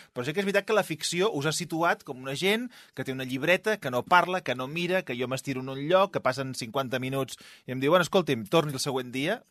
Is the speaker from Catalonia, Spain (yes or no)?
yes; Catalonia, Spain; Jo, com a bon català